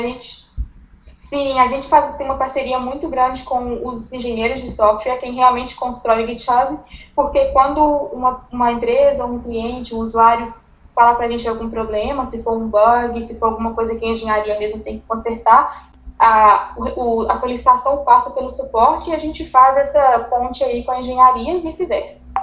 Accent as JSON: {"language": "Portuguese", "town": "Contagem", "region": "Minas Gerais", "country": "Brazil", "moved": "as an adult", "lives_now": "United States", "said": "eu sou brasileira de Minas, sou de Contagem, e eu moro nos Estados Unidos já tem 10 anos"}